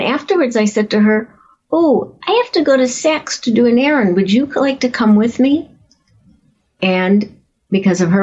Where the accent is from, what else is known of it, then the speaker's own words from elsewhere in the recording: Chicago, Illinois, United States; I grew up in Chicago